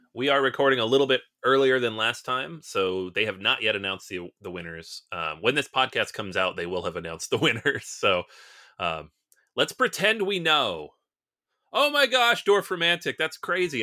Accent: United States; We're American.

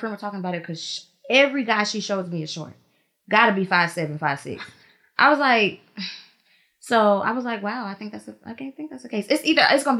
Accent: Virginia Beach, Virginia, United States; also born or lived in Atlanta, Georgia; now in Florida, United States; I'm from Virginia. Virginia Beach

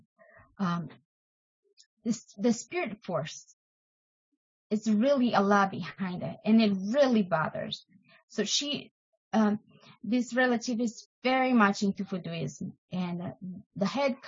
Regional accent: Brazil; moved away; I am from Brazil

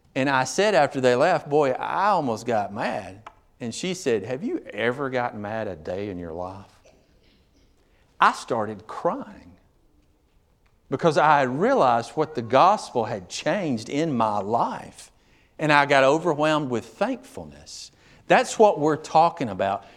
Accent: United States; I'm an American.

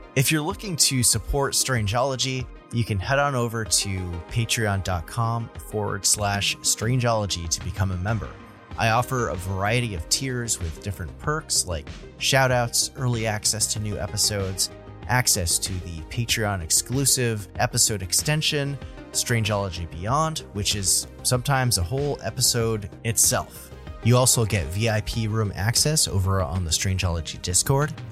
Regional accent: New England, United States; I'm from New England, so I pronounce, uh, I pronounce the state it's from, uh, like, uh, Nevada

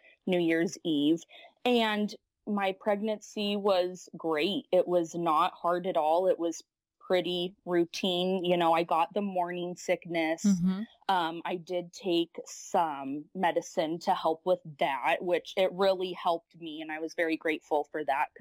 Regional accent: Lincoln, Nebraska, United States; I am born and raised in Lincoln, Nebraska

